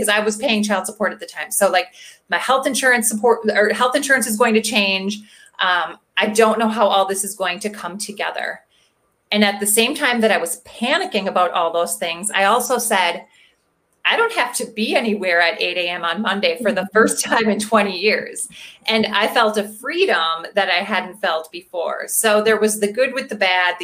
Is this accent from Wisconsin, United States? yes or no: yes; Milwaukee, Wisconsin, United States; I'm from Milwaukee, Wisconsin. I'm born and raised Wisconsin, so Midwestern girl my whole life